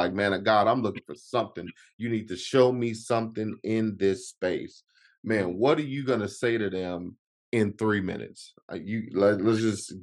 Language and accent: English; Chicago, Illinois, United States; I'm originally from Chicago